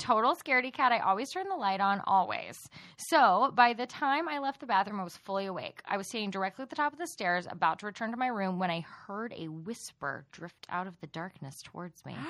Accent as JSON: {"language": "English", "region": "Texas", "country": "United States", "accent": "Texas", "said": "we're from Texas"}